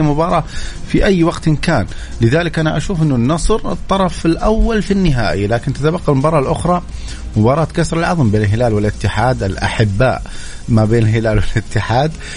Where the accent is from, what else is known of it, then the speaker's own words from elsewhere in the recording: Mecca, Makkah Province, Saudi Arabia; انا من اهل مكه يعني عشت في مكه ودرست في مكه